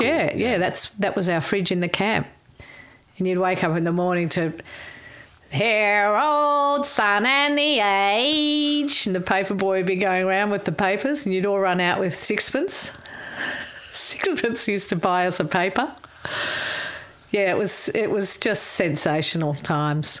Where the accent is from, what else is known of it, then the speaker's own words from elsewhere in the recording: Melbourne, Victoria, Australia; also born or lived in Brighton, Victoria; I went to um, Sandringham State School first. I lived in Sandringham. Family home was Sandringham, Bluff Road.